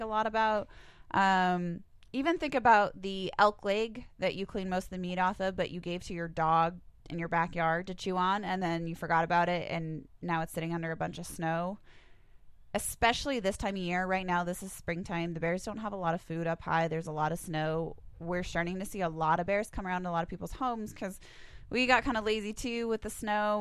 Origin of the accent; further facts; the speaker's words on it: Helena, Montana, United States; I grew up in the Helena area